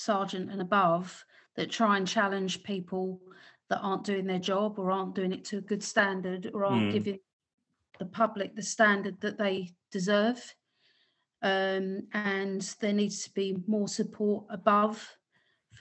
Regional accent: London, United Kingdom; as a Londoner

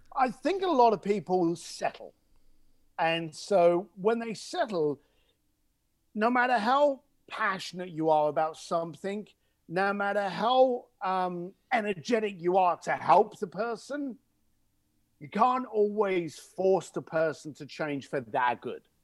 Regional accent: London, United Kingdom; accent: cockney; I'm an Irish, uh, East London boy.

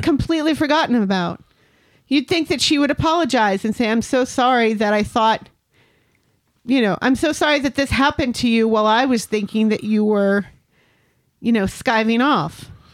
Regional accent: United States; I'm an American

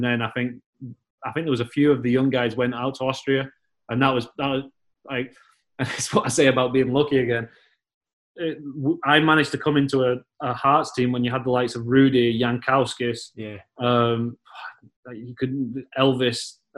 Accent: England, United Kingdom; moved away; when I came up from England and you went to Hutchie, it was like, when in England, I'm born in November

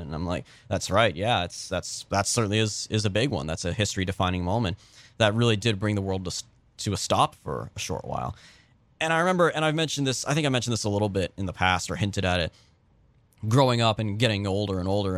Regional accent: California, United States; I grew up in California

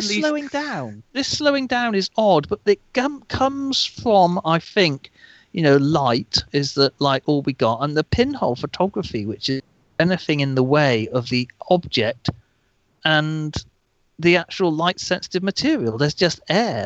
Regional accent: England, United Kingdom; being English

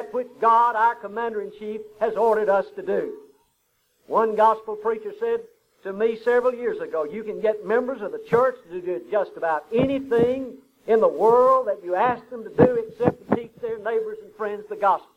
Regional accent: Huntsville, United States; We grew up together in Huntsville

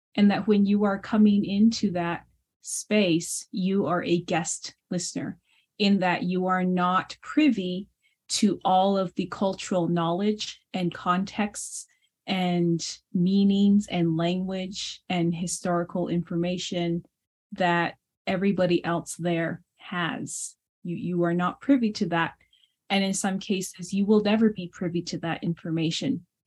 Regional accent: United States; first language Navajo; English is a second language; my native tongue in Navajo

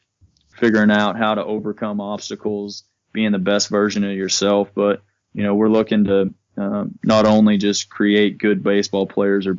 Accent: Ada, Oklahoma, United States; Moved on to East Central University back in my hometown in Ada, Oklahoma.

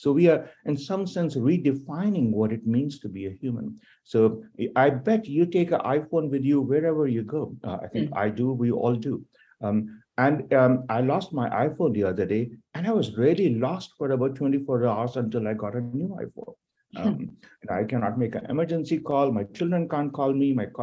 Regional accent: India; now in United States; I'm originally from India

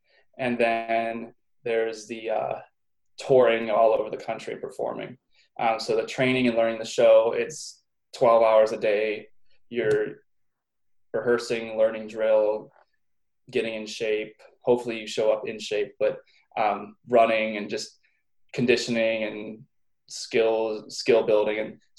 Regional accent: Pittsburgh, Pennsylvania, United States; Pittsburgh, Pennsylvania.

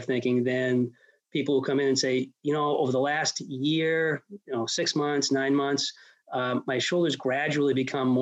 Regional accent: Worcester, Massachusetts, United States; also born or lived in Ithaca, New York / Boston / Rochester, Minnesota / Brooklyn, New York; I'm from Worcester. I grew up here.

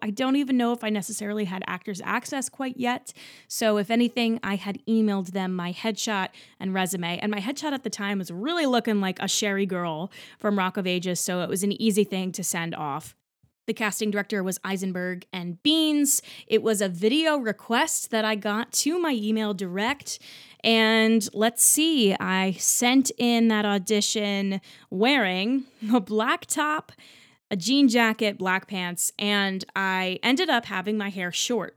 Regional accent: New Jersey, United States; moved away as an adult; also born or lived in Texas State University, Texas; now in New York City, United States; I grew up in Central Jersey

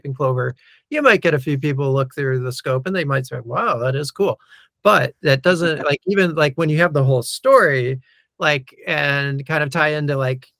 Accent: New York, United States; And when I was growing up in New York, we always had these sorts of birds around, or whatever it is.

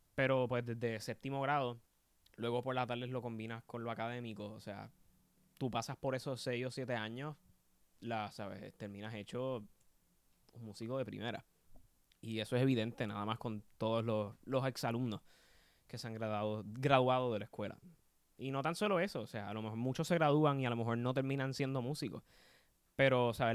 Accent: Puerto Rico; quienes somos como puertorriqueños

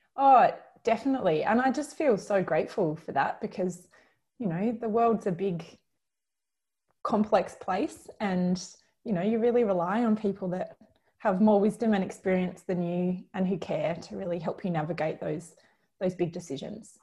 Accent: Kalamunda, Western Australia, Australia; moved away as an adult; also born or lived in Oxford; now in Sydney, Australia; I was very lucky to grow up in Kalamunda in the Perth Hills

